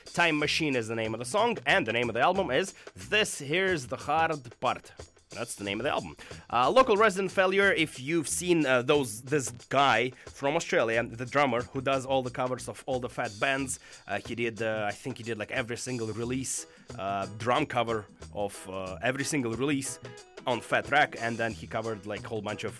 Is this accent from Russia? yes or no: yes; Russia; now in Vancouver, Canada; I come from Russia, and I am an immigrant punk